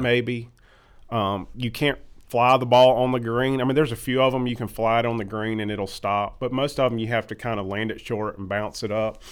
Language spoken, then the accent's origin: English; Irmo, South Carolina, United States; also born or lived in Chapin, South Carolina; I'm from Irma originally.